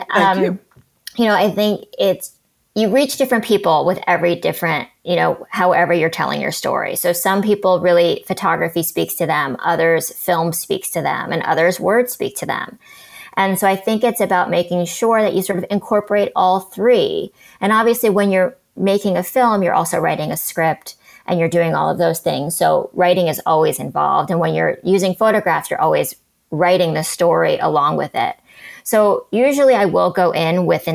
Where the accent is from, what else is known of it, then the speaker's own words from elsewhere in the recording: New York City, New York, United States; I grew up in New York City